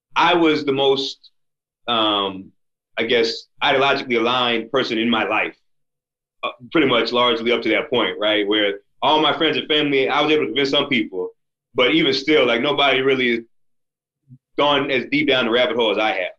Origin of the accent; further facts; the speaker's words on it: United States; as an American, and especially as a black American